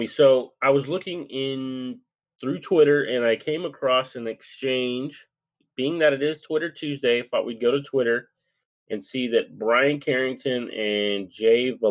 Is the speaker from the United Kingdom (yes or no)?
no; Ireland; You know, I, I feel like it's my day. I'm Irish, and it's my day.